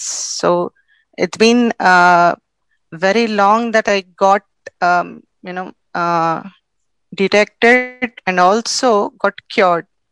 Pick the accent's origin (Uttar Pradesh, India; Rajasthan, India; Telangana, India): Telangana, India; Hyderabad; I am from India, South India, specifically from Hyderabad